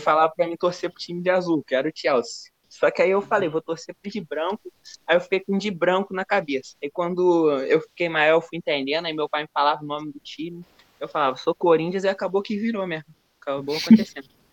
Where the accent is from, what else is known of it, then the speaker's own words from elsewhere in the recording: Rio, Rio de Janeiro, Brazil; Eu sou do Rio